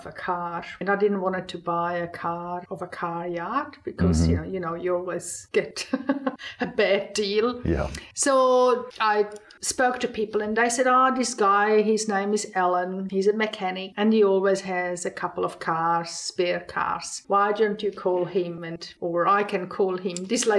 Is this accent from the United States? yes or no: no; Switzerland; moved away as an adult; now in Australia; I grew up in the Swiss Alps, 2,000 meters above sea level in Mother Nature.